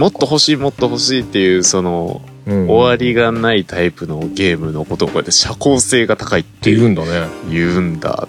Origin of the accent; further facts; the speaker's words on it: Kagawa, Japan; まあ香川 県出身なんですよね